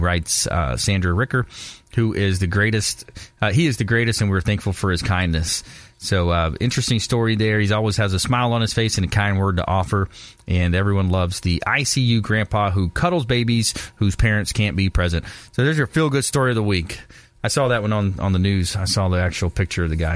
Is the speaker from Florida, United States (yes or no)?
yes; LaBelle, Florida, United States; my hometown, uh, LaBelle